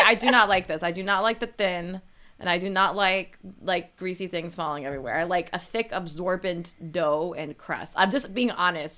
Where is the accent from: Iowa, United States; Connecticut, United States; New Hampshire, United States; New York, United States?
Connecticut, United States; New Haven; I'm from the New Haven area